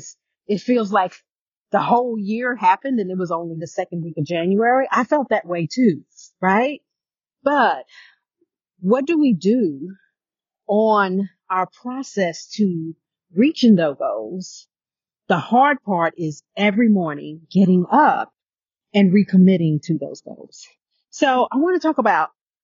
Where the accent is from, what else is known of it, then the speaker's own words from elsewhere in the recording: New York City, New York, United States; I was born in Brooklyn